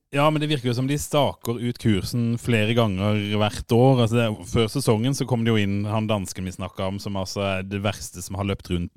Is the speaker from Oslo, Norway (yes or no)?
no; Fevik, Agder, Norway; jeg er faen ikke fra Grimstad, jeg er fra Fevik